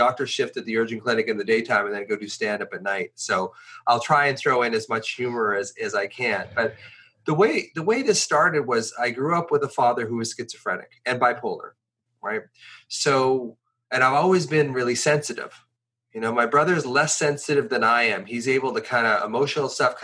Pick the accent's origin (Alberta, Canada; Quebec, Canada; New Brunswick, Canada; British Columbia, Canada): British Columbia, Canada; Victoria; also born or lived in Ontario; he decided when I was 10 years old that he was going to move from Ontario, hitchhike from Ontario to the farthest west place he could go, which was Victoria, British Columbia